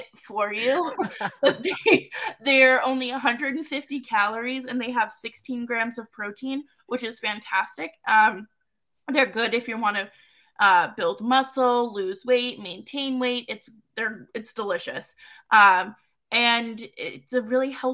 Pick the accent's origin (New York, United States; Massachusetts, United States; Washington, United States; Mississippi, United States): Massachusetts, United States; Boston; I'm from Boston